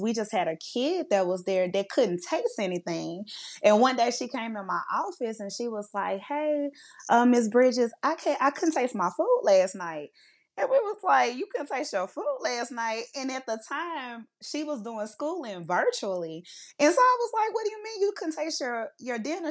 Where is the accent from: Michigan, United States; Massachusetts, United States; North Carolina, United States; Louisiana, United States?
Louisiana, United States; Monroe; I am from Monroe, Louisiana